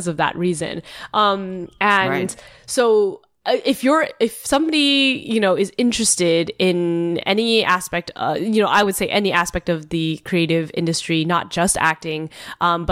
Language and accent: English; San Jose, California, United States; moved away as an adult; also born or lived in Chicago / East Coast / San Francisco; I was born in Chicago, but I grew up in San Jose, California